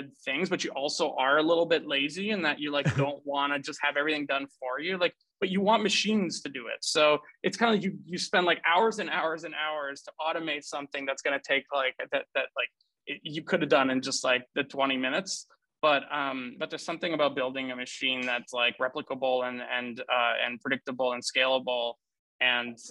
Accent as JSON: {"language": "English", "town": "Ottawa", "region": "Ontario", "country": "Canada", "tie": "born or raised there", "also_born_or_lived": "Romania / Germany", "said": "we ended up growing up in Ottawa, Canada"}